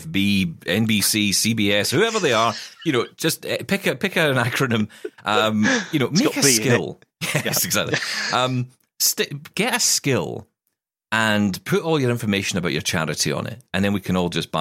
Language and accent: English; United Kingdom; we're British